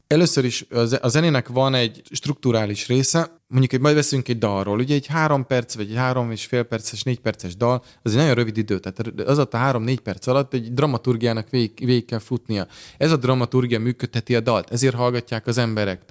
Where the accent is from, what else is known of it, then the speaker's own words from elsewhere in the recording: Budapest, Hungary; az Andrási úton, a Kodály házban, a Kodály köröndön nőttem fel